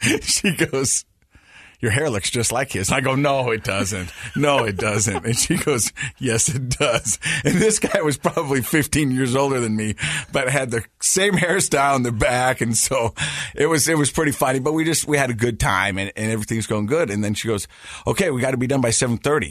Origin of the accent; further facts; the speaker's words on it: Utah, United States; accent: Utah; my Utah accent. Layton